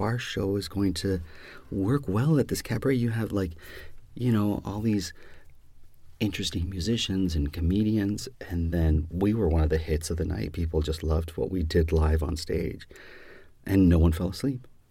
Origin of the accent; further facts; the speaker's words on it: Canada; our country is bilingual